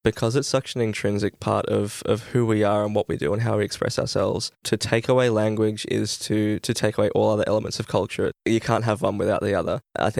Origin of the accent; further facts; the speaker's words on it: Gilgandra, New South Wales, Australia; I remember when I was growing up in Gilgandra